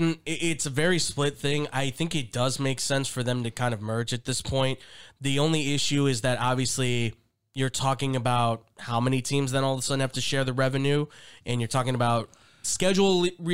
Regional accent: Scotland, United Kingdom; I'm Scottish. Sorry.

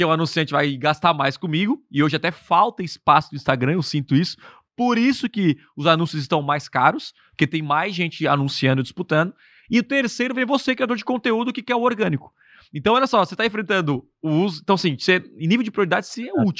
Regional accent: Criciúma, Santa Catarina, Brazil; Eu sou de Criciúma.

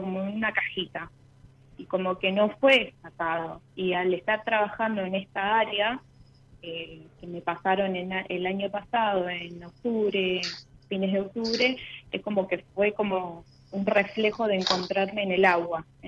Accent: Venado Tuerto, Santa Fe, Argentina; born or raised there; also born or lived in Santa María, Catamarca

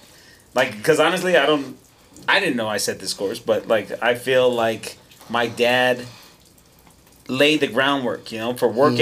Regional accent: Albuquerque, New Mexico, United States; I grew up here in Albuquerque

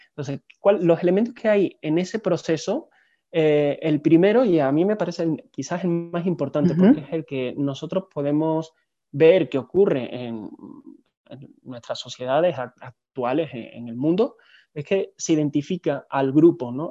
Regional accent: Seville, Andalusia, Spain; moved away as an adult; also born or lived in Barcelona; now in Mexico; estudié una licenciatura en humanidades en, en Sevilla, que es mi ciudad natal está en el sur del país

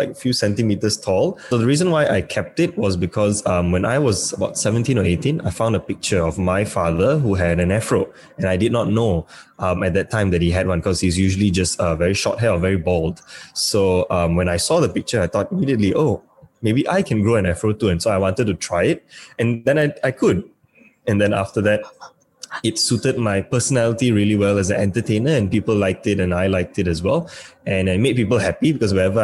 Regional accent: Malaysia; I'm from Malaysia.

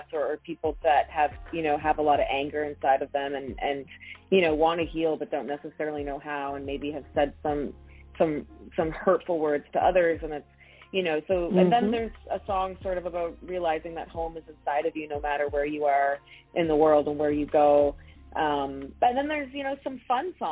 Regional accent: New Brunswick, Canada; moved away; I'm from New Brunswick originally

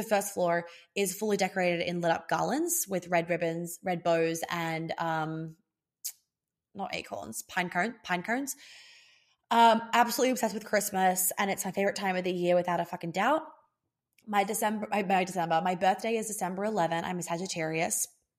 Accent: Australia; accent: Australian; I'm losing my Australian accent so heavily, with so quickly, heavily.

